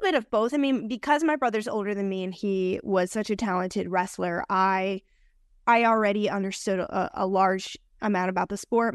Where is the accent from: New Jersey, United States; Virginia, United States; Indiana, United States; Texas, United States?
New Jersey, United States; moved away as an adult; also born or lived in New York City; now in Las Vegas, United States; I was raised over there